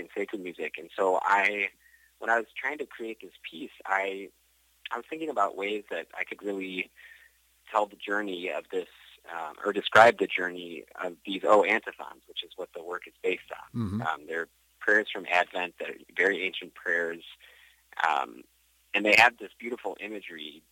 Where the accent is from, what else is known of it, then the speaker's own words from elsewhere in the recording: Buffalo, New York, United States; moved away as an adult; now in Rome, Italy; I grew up in Buffalo, New York